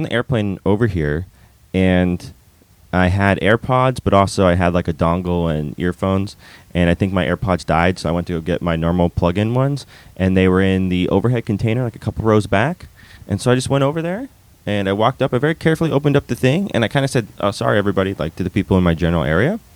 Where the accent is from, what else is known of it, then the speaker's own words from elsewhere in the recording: California, United States; I'm from California